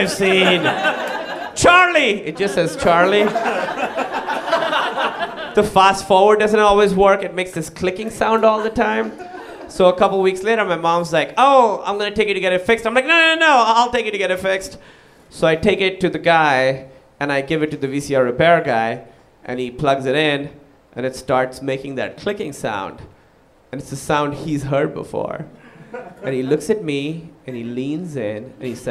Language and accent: English; Pakistan; moved away; I moved away from Pakistan